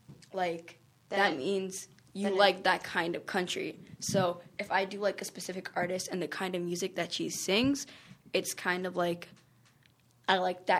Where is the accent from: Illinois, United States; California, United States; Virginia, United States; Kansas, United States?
Virginia, United States; I'm from Virginia, there's like a lot of people, like there's a lot of stuff like we did in elementary school that had to do with country music, like hoedowns and stuff. So I kind of grew up